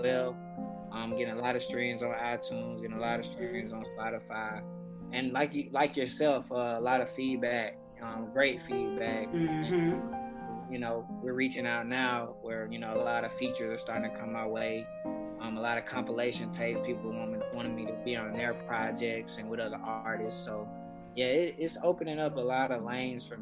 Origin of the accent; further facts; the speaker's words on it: Lithonia, Georgia, United States; I grew up solely in Lithonia, Georgia